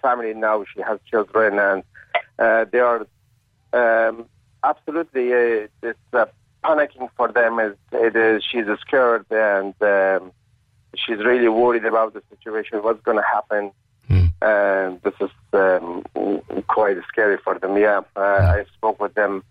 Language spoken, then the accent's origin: English; Kabul, Afghanistan; now in Cork, Ireland; I was born in Kabul, and I've been in touch with my family every day